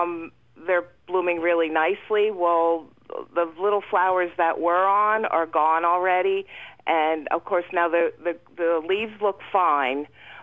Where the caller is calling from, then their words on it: Brecksville, Pennsylvania, United States; I'm from Brinecksville, PA.